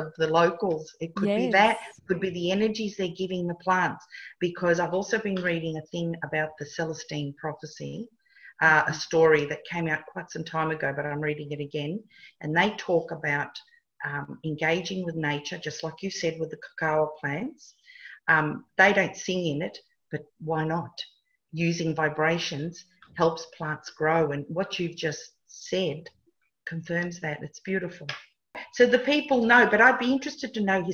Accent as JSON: {"language": "English", "country": "Italy", "second_language": "English", "moved": "yes", "said": "I'm Italian"}